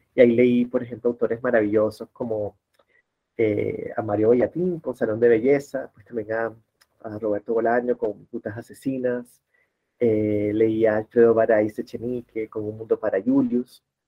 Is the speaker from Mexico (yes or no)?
no; Barranquilla, Atlántico, Colombia; now in Bogotá, Colombia; soy de Barranquilla, en la costa caribe colombiana, pero hace 23 años vivo en Bogotá